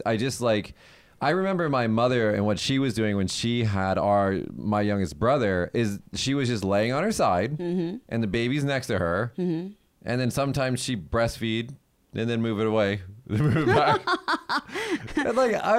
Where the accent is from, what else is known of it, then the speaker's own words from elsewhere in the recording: United States; now in Japan; I'm from America